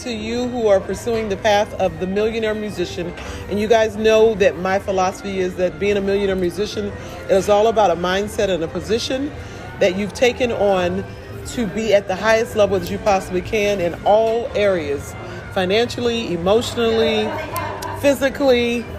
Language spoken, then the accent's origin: English; Toledo, Ohio, United States; moved away; I've lived in Toledo, Ohio. And I've lived away from Ohio, though, for a very long time, which is my hometown, my home city, home state.